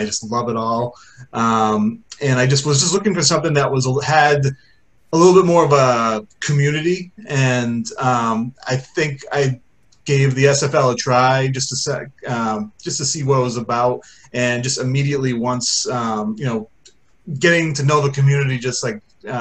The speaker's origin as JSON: {"language": "English", "town": "Worcester", "region": "Massachusetts", "country": "United States", "tie": "born or raised there", "said": "I'm 38. I'm from Worcester, Massachusetts"}